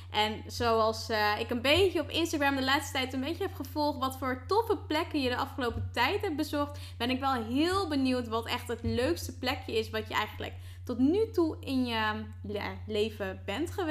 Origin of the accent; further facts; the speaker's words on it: Harderwijk, Gelderland, Netherlands; ik kom uit Harderwijk.